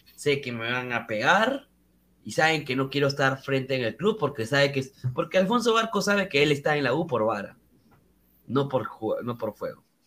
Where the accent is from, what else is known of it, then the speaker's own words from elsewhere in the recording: Peru; nosotros como peruanos